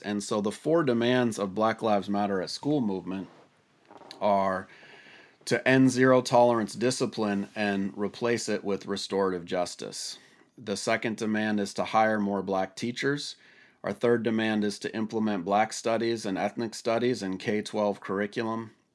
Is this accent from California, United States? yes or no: no; Washington, United States; my home state of Washington